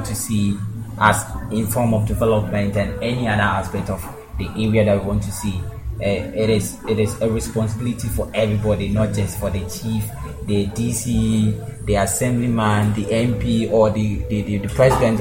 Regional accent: Ada Foah, Greater Accra, Ghana; I come from Adafo. From the Greater Accra region.

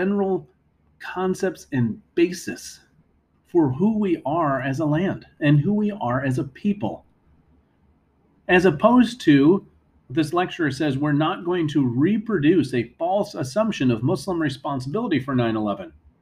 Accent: United States; as Americans

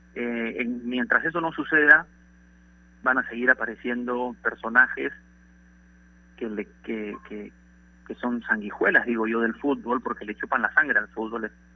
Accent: Peru; como peruano

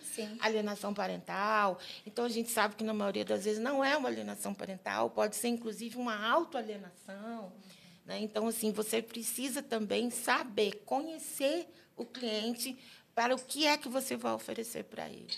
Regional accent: Uberaba, Minas Gerais, Brazil; moved away as an adult; now in Brasília, Brazil; sou uberabense, mineira, querida, adoro minha, minha, minha terra. Mas Brasília me abraça em 96

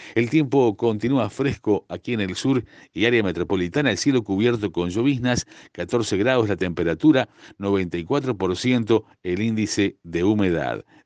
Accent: Uruguay

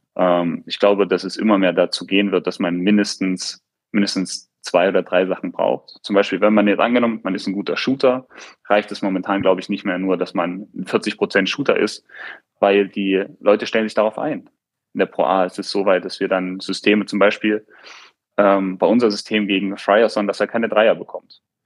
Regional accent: Eilenburg, Saxony, Germany; moved away; in Eilenburg, wo ich herkomme, in unserem Bezirk da schon die Besten

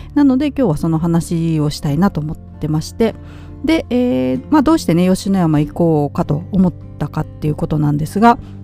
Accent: Ōyodo, Nara, Japan; moved away; 私の地元の大淀町

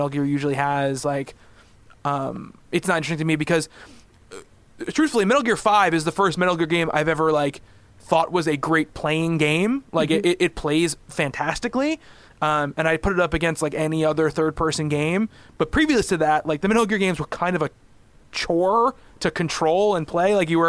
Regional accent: New York, United States; I'm from New York

